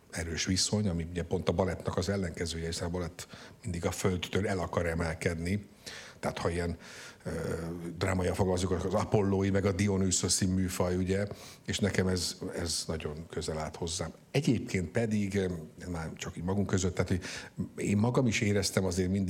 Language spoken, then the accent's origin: Hungarian; Tata, Komárom-Esztergom, Hungary; born there; Ja, én Tatán, Tatán születtem.